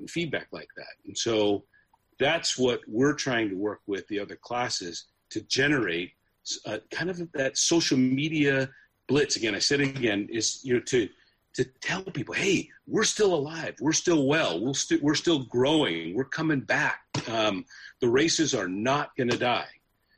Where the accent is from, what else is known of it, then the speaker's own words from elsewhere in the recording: San Francisco Bay Area, California, United States; I grew up in the San Francisco Bay Area